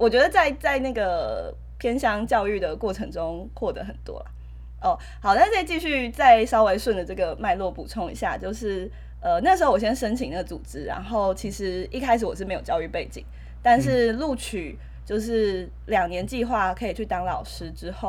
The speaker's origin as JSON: {"language": "Chinese", "region": "Taipei", "country": "Taiwan", "tie": "born or raised there", "moved": "as an adult", "lives_now": "central Taiwan", "said": "只有我是台北人，然后他不是台北人。好，但我是在台北长大的小孩。"}